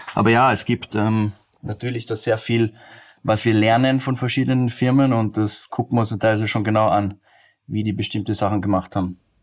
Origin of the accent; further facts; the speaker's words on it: Austria; als Österreicher